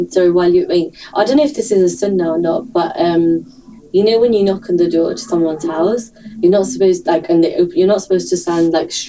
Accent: United Kingdom; even being British, I think sometimes, and being Muslim is, is kind of linked together.

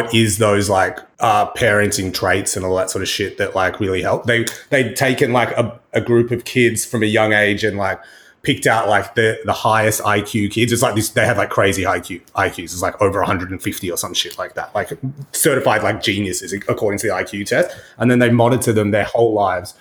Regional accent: Australia; Growing up in Australia

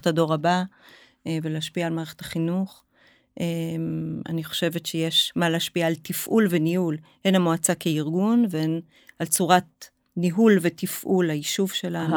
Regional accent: Haifa, Haifa District, Israel; now in Zikhron Ya'akov, Israel; אני חיפאית במקור

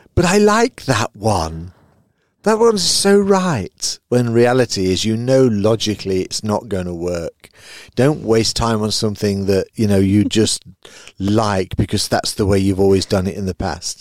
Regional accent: United Kingdom; now in Belgium; I live in Belgium. Obviously, I'm a Brit

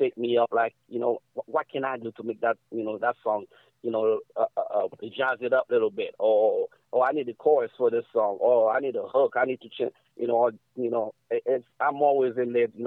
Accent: New York City, New York, United States; also born or lived in Haiti; I grew up in New York, so I was out there since I was 5 years old

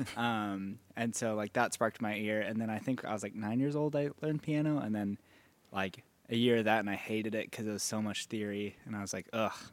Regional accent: Dallas, Texas, United States; also born or lived in California; I grew up in Dallas.

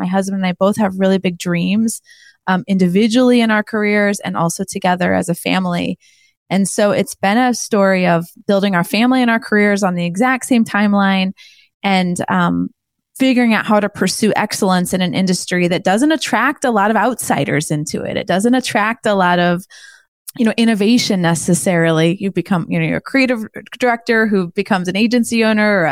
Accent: Indianapolis, Indiana, United States; my hometown here of Indianapolis

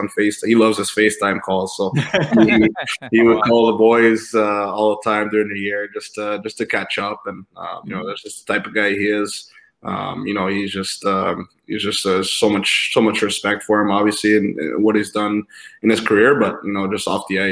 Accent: Montreal, Quebec, Canada; Montreal, my hometown

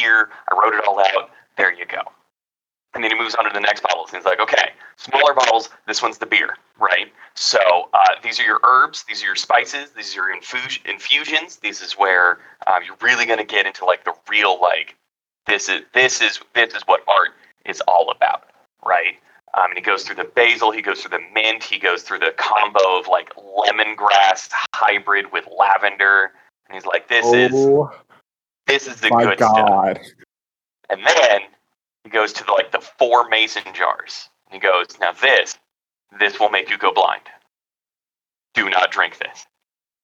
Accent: California, United States; I'm from California

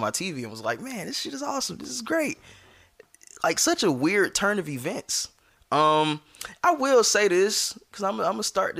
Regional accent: the South, United States; we're from the South

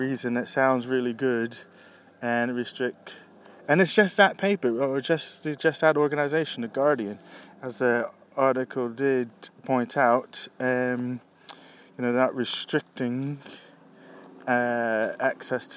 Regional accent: United States; moved away as an adult; as an American

